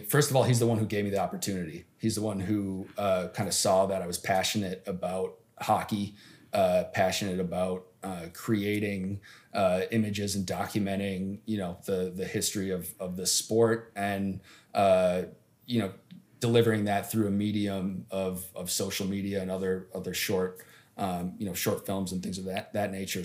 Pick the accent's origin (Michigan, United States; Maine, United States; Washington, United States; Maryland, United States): Michigan, United States; Upper Peninsula of; also born or lived in Detroit; I'm from the Upper Peninsula of Michigan, where I grew up playing hockey outdoors all the time.